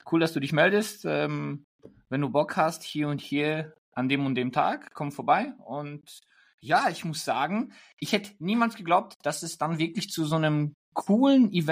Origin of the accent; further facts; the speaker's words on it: Germany; Wien ist wirklich schön, aber ich bin doch ein Deutscher, immer noch.